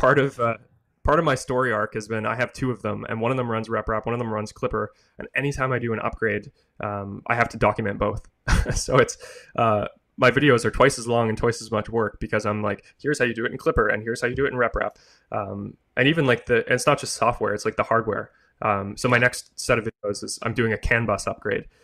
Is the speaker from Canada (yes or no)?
yes; Canada; I'm Canadian, I'm in Canada